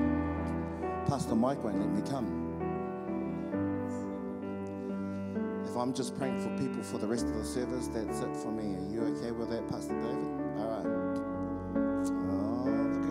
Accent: Auckland, New Zealand; I'm from Otara, South Auckland.

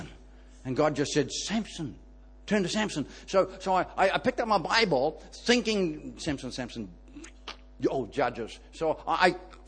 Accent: Ireland; I'm Irish

